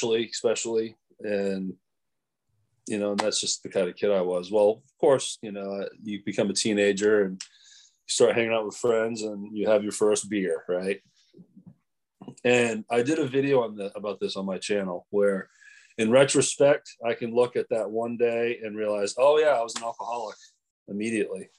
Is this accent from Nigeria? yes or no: no; Maine, United States; moved away; I am from Maine originally